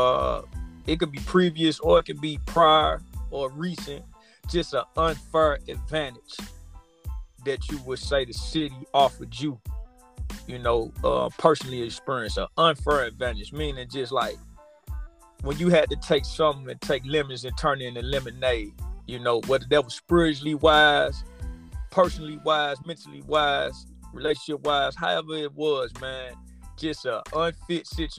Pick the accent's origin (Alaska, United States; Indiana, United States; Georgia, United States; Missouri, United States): Missouri, United States; St. Louis; growing up in St. Louis